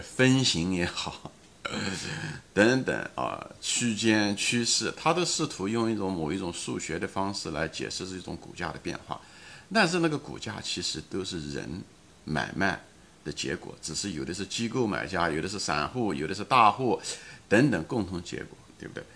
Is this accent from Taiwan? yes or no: no; China; 虽然咱们都是中国人